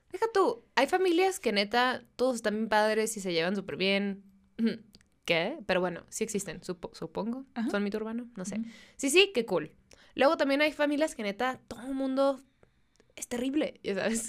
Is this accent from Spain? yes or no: no; Mexicali, Baja California, Mexico; first language Spanish; mi intercambio de amigas de las que somos de, de Mexicali